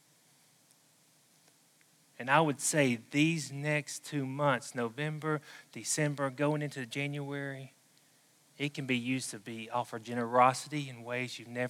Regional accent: the South, United States; accent: southern; my southern accent

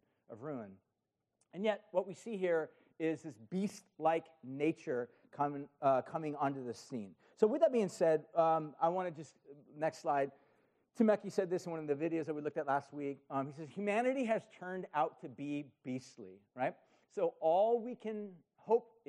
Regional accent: Huntington Beach, California, United States; I grew up in Huntington Beach. I grew up surfing

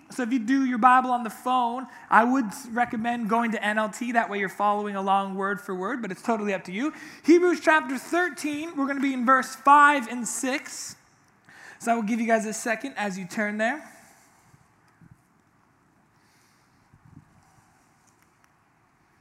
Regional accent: Orange County, California, United States; I grew up here in Orange County my whole life

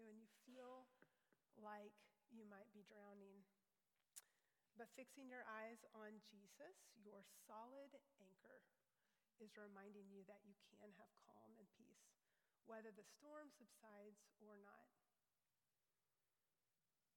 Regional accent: Louisville, United States; When I was growing up in Louisville Bible Church

